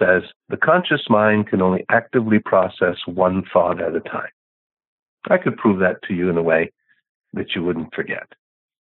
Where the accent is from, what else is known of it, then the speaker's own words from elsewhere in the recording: Canada; now in United States; I'm a Canadian by birth